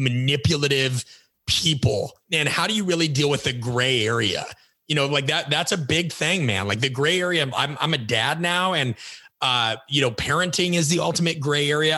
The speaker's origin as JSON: {"language": "English", "region": "Midwest", "country": "United States", "tie": "born or raised there", "said": "I grew up in the Midwest"}